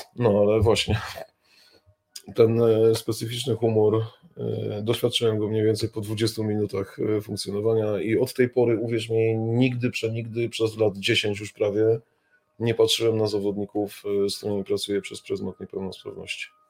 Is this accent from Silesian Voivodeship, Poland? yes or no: no; Kraków, Lesser Poland, Poland; moje rodzinne miasto Kraków